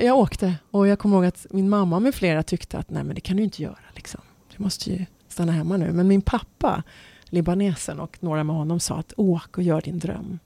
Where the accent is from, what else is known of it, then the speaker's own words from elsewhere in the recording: Stockholm, Stockholm County, Sweden; also born or lived in Dubai, United Arab Emirates; jag hade ju växt upp med själva … där hemma på Enskede.